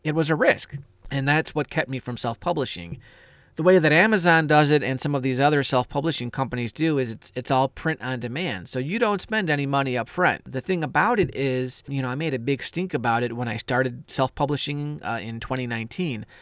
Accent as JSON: {"language": "English", "country": "United States", "said": "I'm American"}